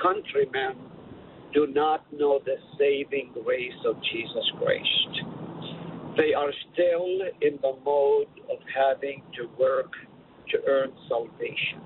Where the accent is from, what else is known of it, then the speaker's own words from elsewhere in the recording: Haifa, Haifa District, Israel; moved away as an adult; also born or lived in Nazareth, Israel; now in Hartford, United States; I was born in Nazareth, lived in Nazareth for 3 full years. Then we moved to Haifa, Israel, which is right on the beach